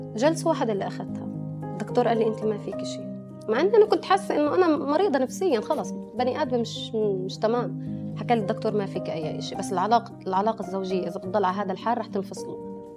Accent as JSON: {"language": "Arabic", "region": "West Bank", "country": "Palestine", "tie": "born or raised there", "said": "انا اصلي فلسطينيه فلسطينيه فلسطينيه من ام واب وكنت عايشه اصلا تربيت وانخلقت بفلسطين اوكي آه يعني تحديدا من الضفه"}